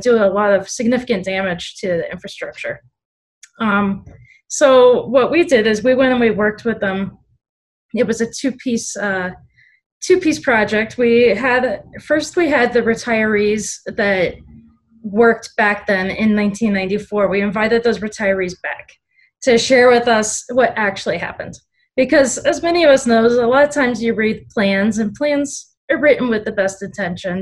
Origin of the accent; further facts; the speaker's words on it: Miami, Florida, United States; I grew up in Miami, Florida, just outside of Miami